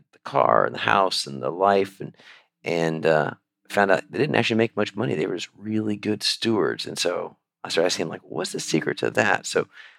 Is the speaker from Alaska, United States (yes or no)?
yes; Alaska, United States; moved away; I grew up in Alaska